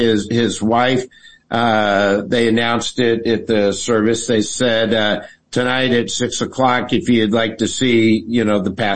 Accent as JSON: {"language": "English", "town": "San Antonio", "region": "Texas", "country": "United States", "said": "I'm from San Antonio"}